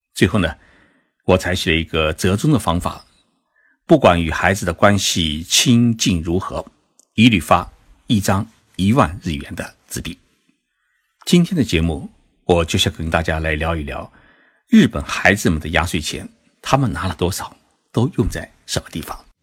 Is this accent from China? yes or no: yes; Zhejiang, China; now in Tokyo, Japan; 其实我这几天呢，就在浙江老家陪父母亲过年